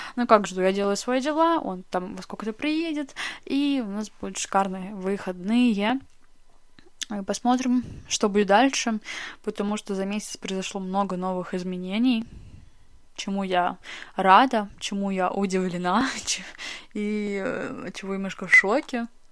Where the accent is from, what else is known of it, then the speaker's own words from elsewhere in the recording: Russia; moved away as an adult; now in Moscow, Russia; в прекрасную столицу а, моей родины, а, в Москву, и теперь я живу здесь. Я переехала из своего родного города сюда